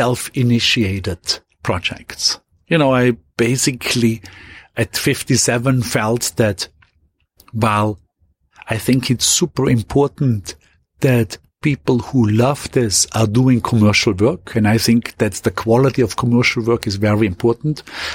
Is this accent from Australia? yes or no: no; Austria; going quickly back to my hometown in Austria